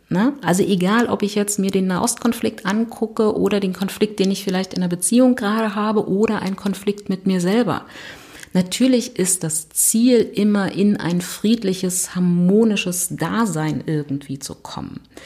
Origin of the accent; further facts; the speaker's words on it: Berlin, Germany; ich komme aus Berlin